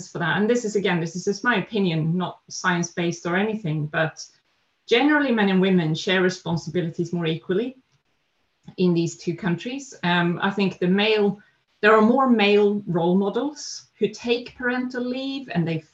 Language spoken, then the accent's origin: English; Sweden; also born or lived in Netherlands; now in London, United Kingdom; I am Swedish, so I grew up in Sweden